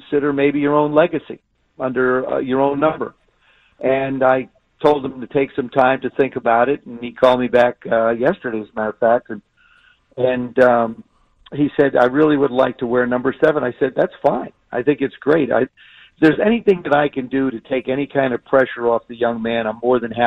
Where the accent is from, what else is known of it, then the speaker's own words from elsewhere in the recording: South River, New Jersey, United States; moved away; I grew up in South River, and it's right in Middlesex County